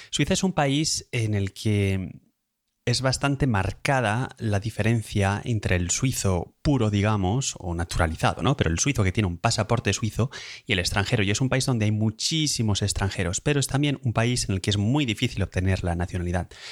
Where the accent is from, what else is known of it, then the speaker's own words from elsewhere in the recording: Madrid, Community of Madrid, Spain; now in Lausanne, Switzerland; soy de origen de Madrid